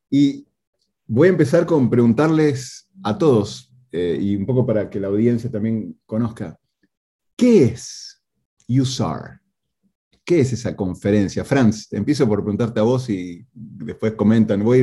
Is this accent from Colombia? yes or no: no; Argentina; van a escuchar entonces el acento de dos argentinos en este podcast.